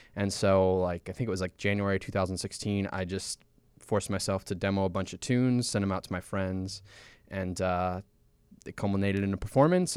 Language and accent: English; Chicago, Illinois, United States; we're from Chicago and Saint Paul, the majority of us are from Chicago